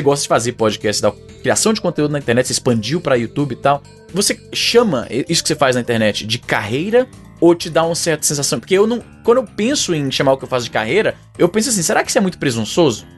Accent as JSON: {"language": "Portuguese", "town": "Fortaleza", "region": "Ceará", "country": "Brazil", "moved": "yes", "lives_now": "Calgary, Canada", "said": "eu sou de Fortaleza, conterrâneo dos Juras, ali do Jardim América Montese. E aí eu moro no Canadá há bastante tempo e aqui eu moro na minha cidade, que é Calgary, desde 2006"}